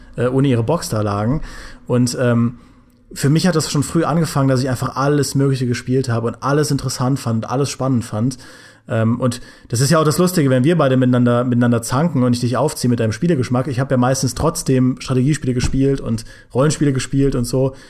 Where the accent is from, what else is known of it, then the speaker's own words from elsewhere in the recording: Trier, Rhineland-Palatinate, Germany; im äh, Ratio bei uns in Trier